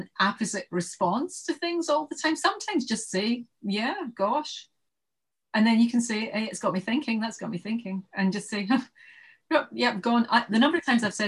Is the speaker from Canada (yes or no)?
no; Glasgow, Scotland, United Kingdom; moved away as an adult; also born or lived in Bristol / London; I was born in Bristol because I was adopted, and then I came to Glasgow when I was weeks old, and then most of my life's been in Glasgow, and then I went down to London when I got married